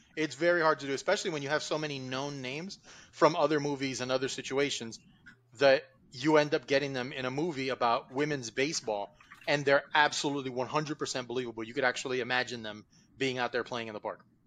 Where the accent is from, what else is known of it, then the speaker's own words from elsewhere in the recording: Miami Gardens, Florida, United States; growing up in Carroll City, down in Miami